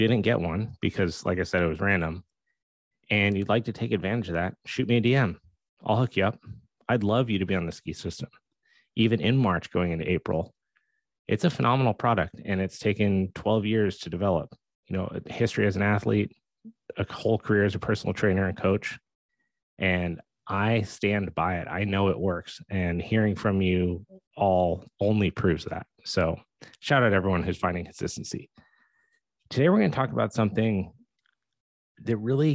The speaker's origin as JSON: {"language": "English", "town": "Steamboat Springs", "region": "Colorado", "country": "United States", "tie": "born or raised there", "said": "I grew up in Steamboat Springs, Colorado."}